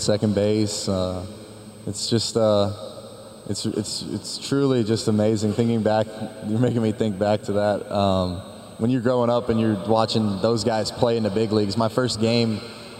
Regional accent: Arizona, United States; I grew up playing games in Arizona where it's 110 degrees out

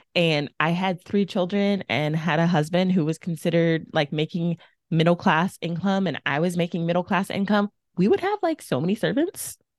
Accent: Texas, United States; moved away as an adult; also born or lived in Mississippi; I'm from Texas. I thought it was the South. And then I moved to Mississippi

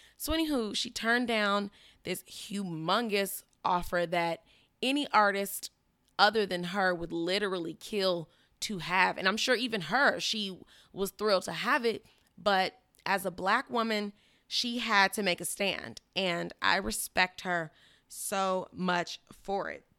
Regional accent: Chicago, Illinois, United States; now in Miami, United States; I'm from Chicago

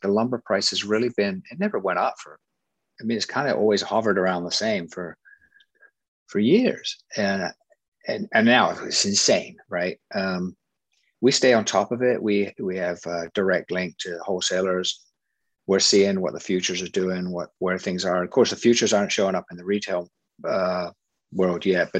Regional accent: England, United Kingdom; now in United States; I come from England

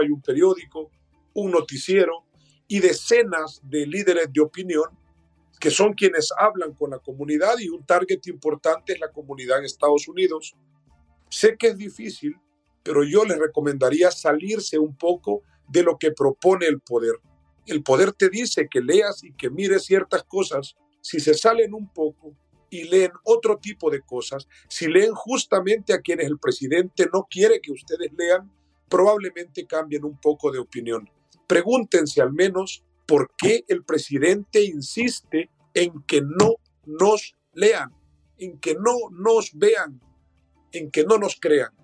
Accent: El Salvador; en mi país, El Salvador

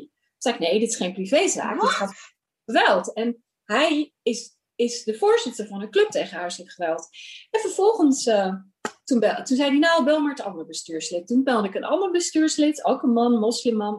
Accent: Rotterdam, South Holland, Netherlands; moved away as an adult; also born or lived in Pakistan; now in Amsterdam, Netherlands; ik ben opgegroeid in Rotterdam, geboren in Pakistan. En op mijn derde naar eh, Rotterdam verhuisd

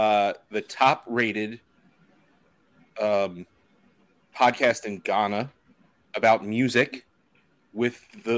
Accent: New York, United States; we're from New York

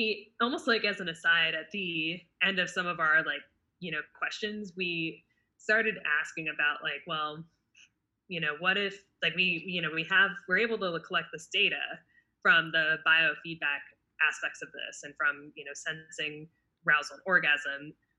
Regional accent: California, United States; And we're initially from the Bay Area, or we grew up in the Bay Area

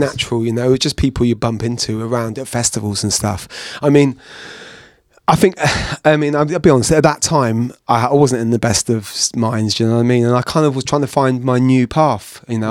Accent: Bristol, South West England, United Kingdom; growing up in Bristol, going to these house parties

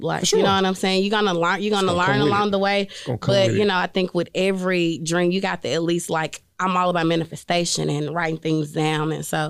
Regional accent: Jackson, Mississippi, United States; going back to where I'm from Jackson, Mississippi, and telling young girls, like, you two can do this.

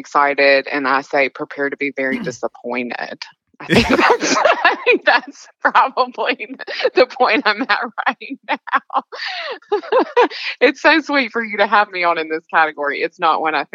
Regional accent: the South, United States; I'm clearly very Southern

